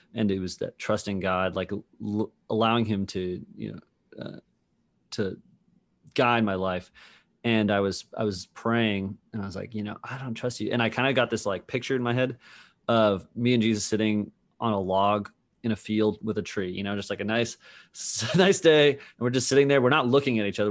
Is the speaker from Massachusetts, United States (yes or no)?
yes; Massachusetts, United States; growing up in Massachusetts